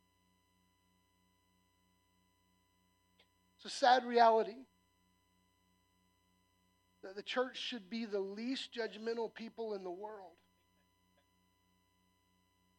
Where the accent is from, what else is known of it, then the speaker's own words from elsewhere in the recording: the South, United States; I'm a Southerner by nature